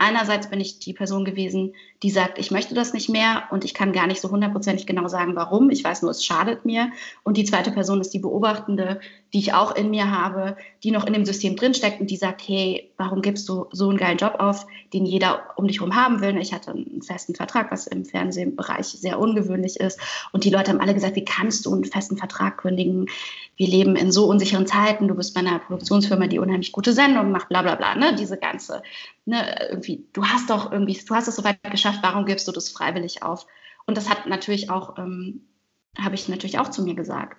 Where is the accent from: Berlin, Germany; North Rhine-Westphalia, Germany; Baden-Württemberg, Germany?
Baden-Württemberg, Germany; Heidelberg; also born or lived in Vancouver; now in Cologne, Germany; ich bin in Heidelberg geboren, aber ich identifiziere mich nicht sehr stark mit der Stadt, eher vielleicht mit, dem, mit der Ablehnung dieser Stadt, der ich sehr früh weggezogen